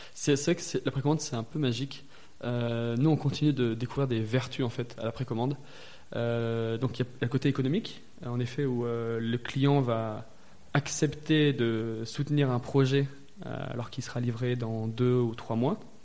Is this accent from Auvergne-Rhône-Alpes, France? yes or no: yes; Valence, Auvergne-Rhône-Alpes, France; j'ai grandi dans la Drôme, à euh, Valence